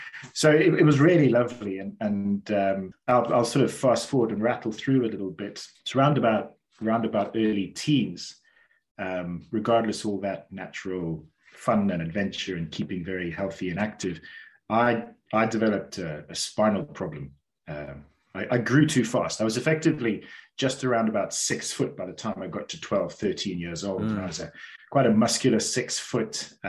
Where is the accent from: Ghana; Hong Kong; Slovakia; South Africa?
South Africa; Cape Town, Western Cape; born there; So I was born down in Cape Town, beautiful, beautiful part of South Africa, beautiful part of the world.